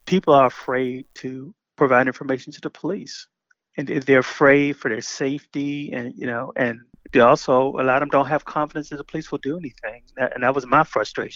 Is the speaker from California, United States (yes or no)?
no; Baltimore, Maryland, United States; I grew up in Baltimore, you know, where I lived on Park Heights Avenue